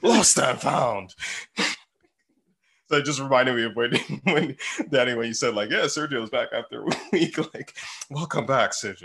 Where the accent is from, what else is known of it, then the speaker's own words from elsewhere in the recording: Nigeria; I'm Nigerian, so I grew up, you know, Nigerian household